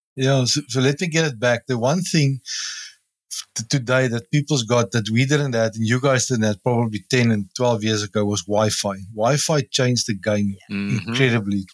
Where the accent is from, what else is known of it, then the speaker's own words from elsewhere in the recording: South Africa; As a South African